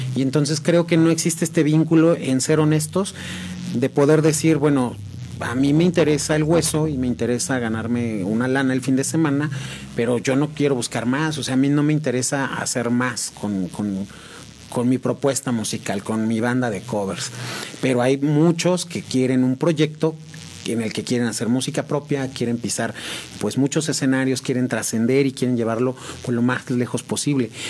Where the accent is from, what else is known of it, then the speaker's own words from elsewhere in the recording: San Juan del Río, Querétaro, Mexico; yo soy originario de San Juan del Río, 100% sanjuanense